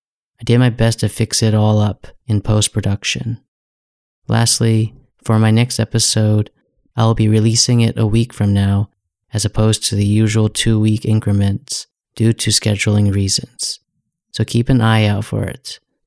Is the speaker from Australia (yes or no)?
no; United States; set the stage up for a history that I am not familiar with as an American.